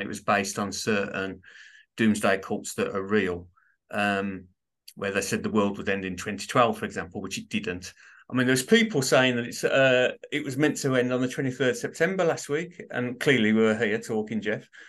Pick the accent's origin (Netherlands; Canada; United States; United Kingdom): United Kingdom; Birmingham, West Midlands; I'm from Birmingham, U K, so you could probably tell it's a div, it's a, it's a bit of a strange accent, but that's where it derives from, Birmingham, U K